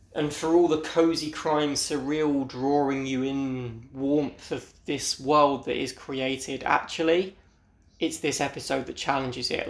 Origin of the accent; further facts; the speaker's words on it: United Kingdom; I'm from Britain